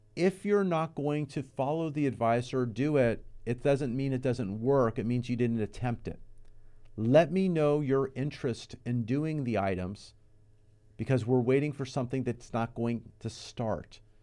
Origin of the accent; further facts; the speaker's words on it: Los Angeles, California, United States; also born or lived in Moorpark, California / Thousand Oaks, California; now in Santa Clarita, United States; Been in this area all my life. Born and raised in the San Fernando Valley